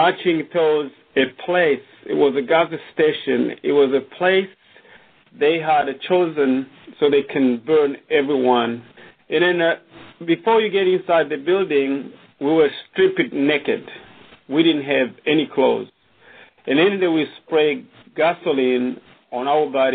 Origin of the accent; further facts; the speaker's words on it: Burundi; moved away; I was born in Burundi, in a small country